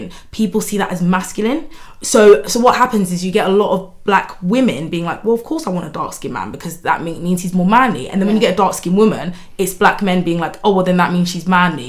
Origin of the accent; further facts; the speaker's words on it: Nigeria; we're Nigerian